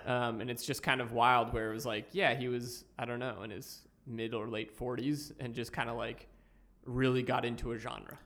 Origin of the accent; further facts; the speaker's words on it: Boston, Massachusetts, United States; in Boston, where I'm from